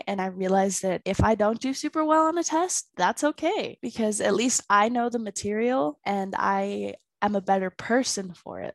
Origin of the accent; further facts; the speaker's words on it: Pleasant Grove, Utah, United States; I am from Pleasant Grove, Utah